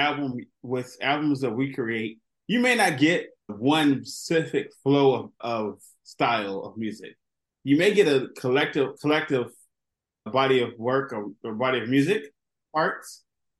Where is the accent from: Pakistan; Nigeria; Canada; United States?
United States; Los Angeles, California; I grew up in Los Angeles